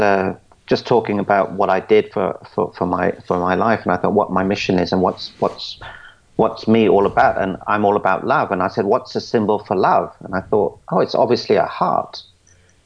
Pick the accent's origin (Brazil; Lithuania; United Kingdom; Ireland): United Kingdom; London; I was brought up in London, and I was brought up as a coconut